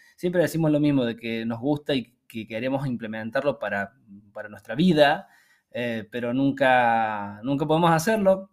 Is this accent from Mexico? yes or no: no; Argentina; moved away; nosotros que venimos de Argentina